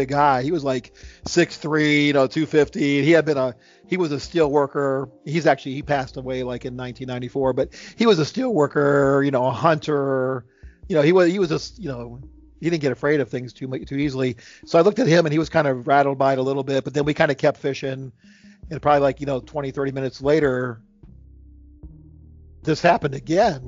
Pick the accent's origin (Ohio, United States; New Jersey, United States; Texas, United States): Ohio, United States; also born or lived in Charlottesville, Virginia; now in Virginia, United States; I'm from Ohio. I live in Virginia now